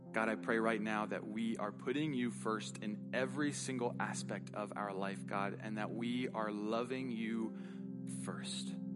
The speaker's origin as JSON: {"language": "English", "country": "United States", "said": "our right as an American"}